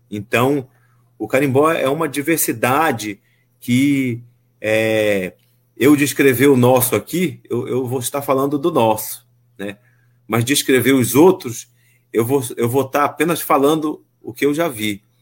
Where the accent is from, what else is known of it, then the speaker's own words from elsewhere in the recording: Pará, Brazil; accent: carimbó chamegado; Aqui na região oeste do Pará, o nosso sotaque a gente chama de carimbó